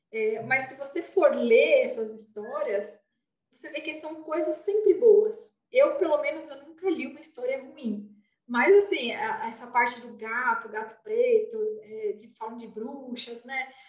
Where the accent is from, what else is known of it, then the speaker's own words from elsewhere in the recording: São Paulo, Brazil; sou de São Paulo.